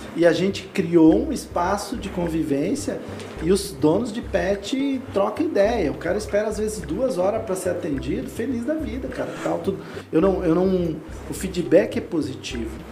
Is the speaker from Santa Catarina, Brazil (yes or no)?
yes; Lages, Santa Catarina, Brazil; Eu sou do interior de Santa Catarina